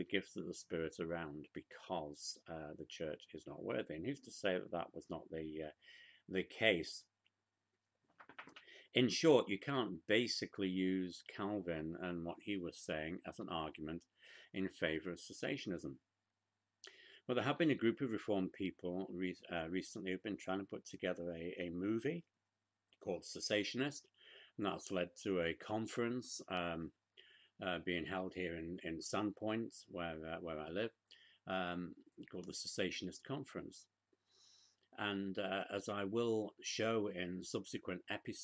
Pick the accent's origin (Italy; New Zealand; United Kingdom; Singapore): United Kingdom; now in United States; Back in the United Kingdom